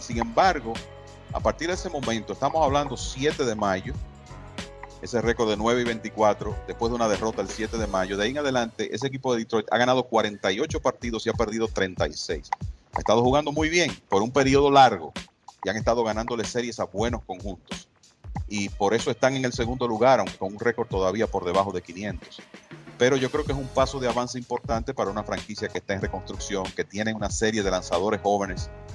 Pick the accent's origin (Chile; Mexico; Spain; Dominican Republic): Dominican Republic; como dominicano y latino